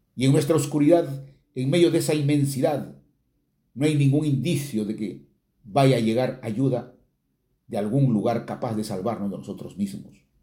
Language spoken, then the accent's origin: Spanish; Chiquián, Ancash, Peru; muy pegados a lo nuestro, a lo chiquiano